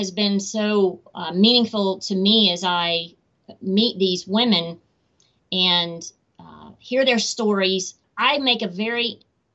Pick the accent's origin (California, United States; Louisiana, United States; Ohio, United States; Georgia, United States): Georgia, United States; Atlanta; Atlanta, which is my hometown